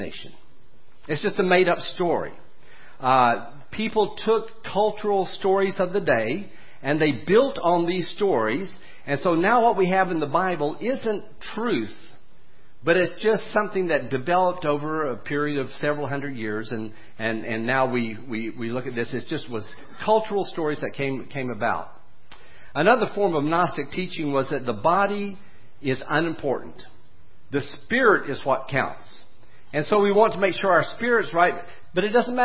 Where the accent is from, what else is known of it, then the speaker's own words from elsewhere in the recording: United States; I was born in America with Christian parents